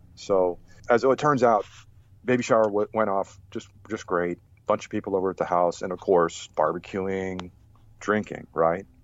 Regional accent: Rhode Island, United States; moved away as an adult; also born or lived in Germany / Boston / upstate New York; I grew up in Rhode Island

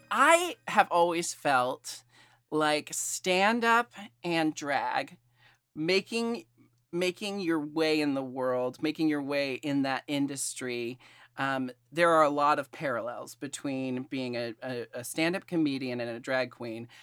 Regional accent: Portland, Oregon, United States; I was born and raised in Portland

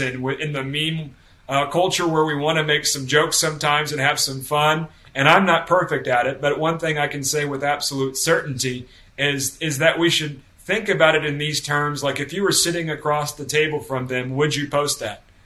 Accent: the Bible Belt, United States; I was uh, brought into a Baptist home and I come from the Bible Belt.

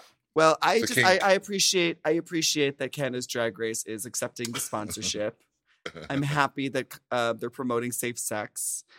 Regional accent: Minnesota, United States; It brought me back to my first sex ed class, for sure, when I was growing up in Minnesota.

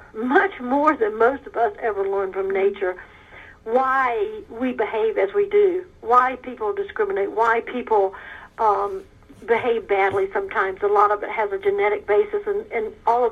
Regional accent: South Georgia, United States; moved away as an adult; also born or lived in Africa; I was raised in South Georgia

